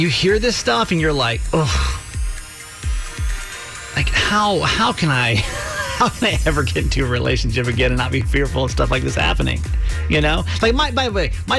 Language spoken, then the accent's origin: English; Georgia, United States; I grew up in Georgia